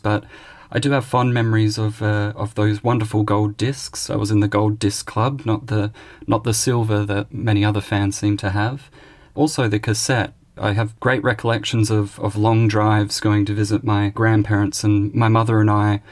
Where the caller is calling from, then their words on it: Melbourne, Victoria, Australia; I'm calling in from Melbourne at the moment in Australia.